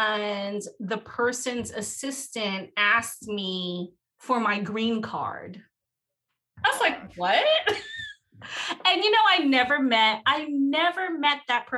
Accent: New York City, New York, United States; also born or lived in Harlem; I spent like the first year of my life in Harlem, but I grew up in Brooklyn.

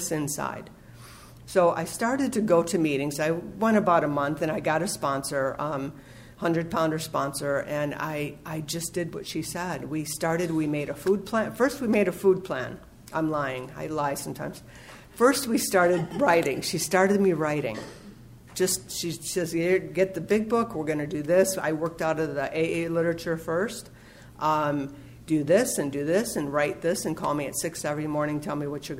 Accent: Los Angeles, California, United States; I'm from the San Fernando Valley

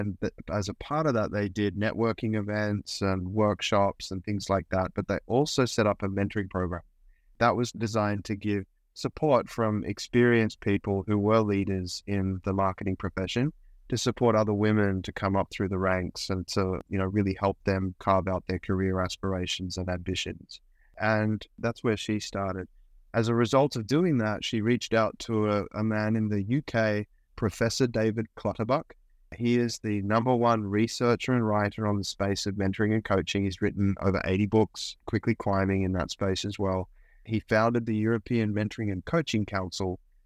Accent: Australia; accent: Australian; I was a musician touring the country in Australia. You can probably hear my accent.

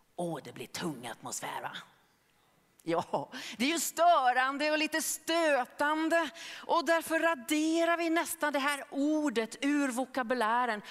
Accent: Norway; now in Gothenburg, Sweden; jag var bara nio år gammal när fröken Astrid Sörensen hemma i Norge frågade klassen

